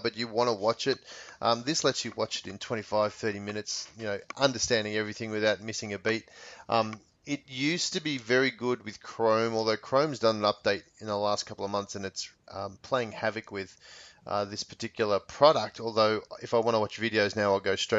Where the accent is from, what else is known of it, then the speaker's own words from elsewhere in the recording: Australia; now in United States; If I was back in Australia